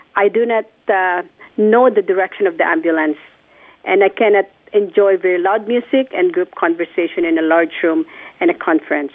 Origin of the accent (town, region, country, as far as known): Philippines; born or raised there; moved away